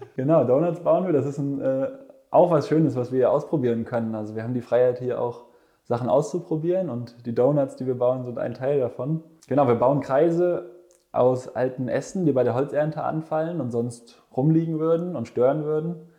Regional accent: Ruhr area, North Rhine-Westphalia, Germany; moved away; ich bin äh, genau im Ruhrgebiet aufgewachsen

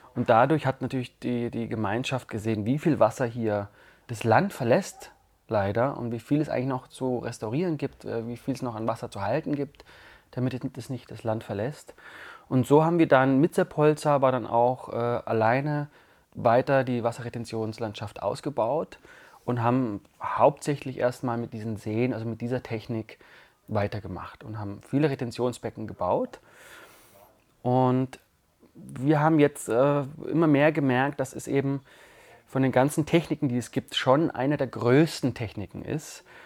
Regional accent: Allgäu, Bavaria, Germany; moved away as an adult; now in Tamera, Portugal; ich komme ja aus dem saftigen, grünen und wasserreichen Allgäu

